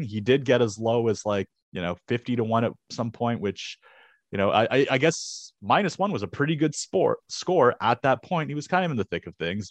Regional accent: Canada; as a Canadian

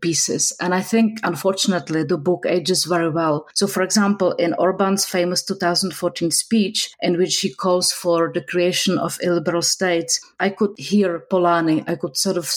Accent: Prague, Czechia; I grew up in Prague

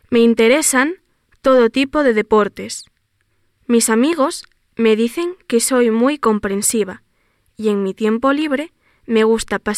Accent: Spain; soy española. Vivo en el norte de España, en la bonita ciudad de Santiago de Compostela.

